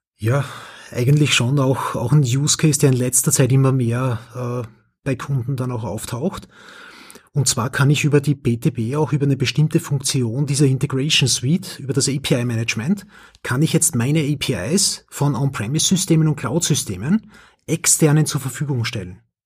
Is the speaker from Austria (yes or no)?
yes; Austria; accent: Austrian; mein österreichischer Akzent